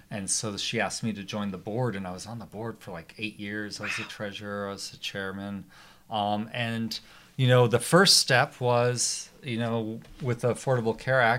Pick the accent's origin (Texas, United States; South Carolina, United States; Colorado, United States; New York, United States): Colorado, United States; Arvada; I grew up in Arvada.